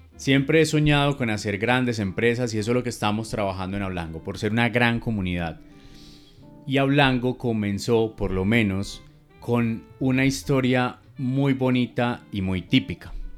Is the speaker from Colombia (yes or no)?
yes; Medellín, Antioquia, Colombia; como decimos aquí en, en mi tierra